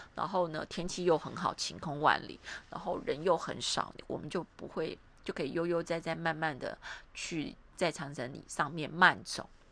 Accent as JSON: {"language": "Chinese", "country": "Taiwan", "moved": "yes", "lives_now": "Suzhou, China", "said": "我是台湾来的"}